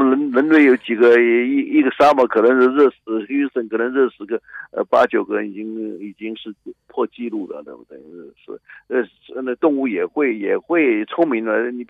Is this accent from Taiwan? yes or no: no; China; now in United States; 我自己是中国人，我也非常的骄傲我是中国人，我不是像很多人认为自己是半个洋人这种，我没有这种态度。